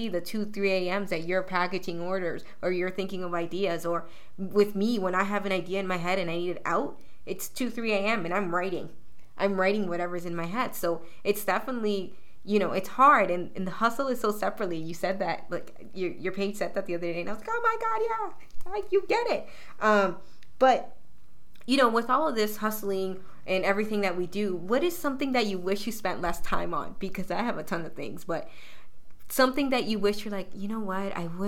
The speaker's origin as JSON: {"language": "English", "town": "Toronto", "region": "Ontario", "country": "Canada", "tie": "born or raised there", "said": "I'm somebody from Weston Road, you know, raised there, so I understand the hustle a lot."}